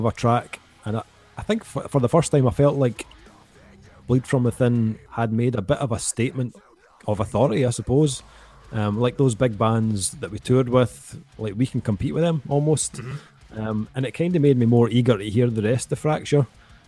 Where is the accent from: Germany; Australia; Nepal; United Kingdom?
United Kingdom; Scotland; Both being Scottish